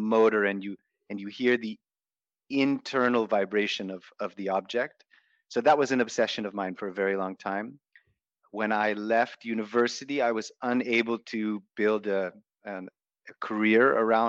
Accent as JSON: {"language": "English", "country": "United States", "tie": "born or raised there", "moved": "as an adult", "lives_now": "Bali, Indonesia", "said": "growing up in the States"}